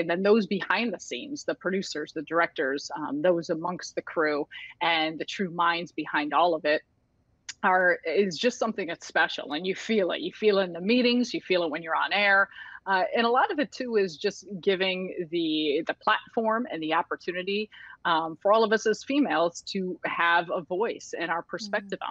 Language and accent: English; Chicago, Illinois, United States; born and raised in Chicago and grew up around Chicago